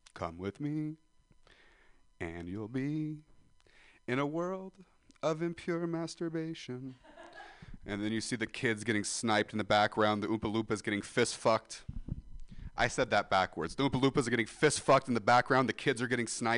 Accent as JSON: {"language": "English", "town": "Ripon", "region": "California", "country": "United States", "tie": "born or raised there", "said": "Growing up in Ripon"}